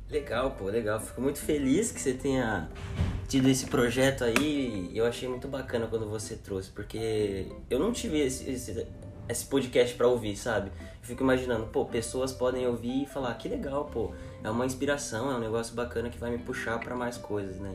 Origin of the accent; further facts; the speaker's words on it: Cotia, São Paulo, Brazil; nascido em São Paulo, mas crescido em Cotia